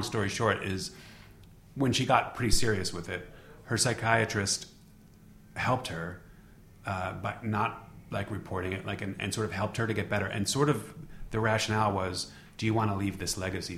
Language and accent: English; upstate New York, United States; moved away as an adult; also born or lived in Queens, New York; now in Los Angeles, United States; I was born in Queens, but then we lived like upstate New York, like an hour, suburbs